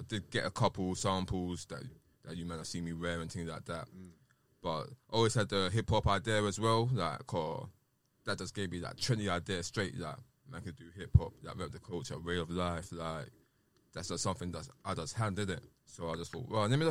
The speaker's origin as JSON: {"language": "English", "region": "London", "country": "United Kingdom", "tie": "born or raised there", "said": "So, I came from Sydenham"}